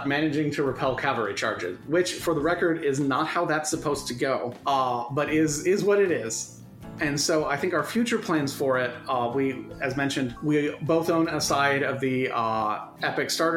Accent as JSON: {"language": "English", "country": "United States", "tie": "born or raised there", "said": "someone growing up in the United States"}